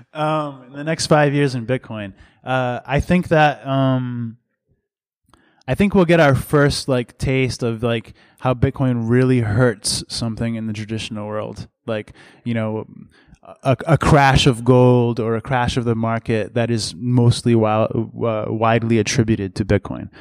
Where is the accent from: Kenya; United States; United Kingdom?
United States; Massachusetts; also born or lived in Boston; I'm from Massachusetts originally